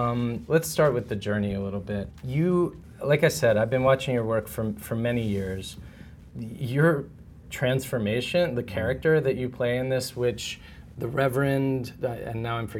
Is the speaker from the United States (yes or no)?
yes; United States; as an American